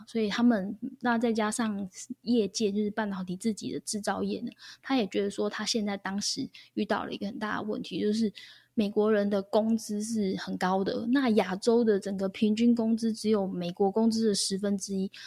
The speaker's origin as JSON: {"language": "Chinese", "country": "Taiwan", "said": "我们台湾人几乎都是这样被吓大的嘛"}